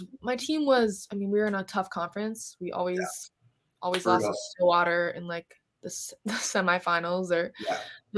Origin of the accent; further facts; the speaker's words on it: Woodbury, Minnesota, United States; growing up in Minnesota, I feel like I really appreciate how it's helped me in my career and stuff. So I really owe it to Woodbury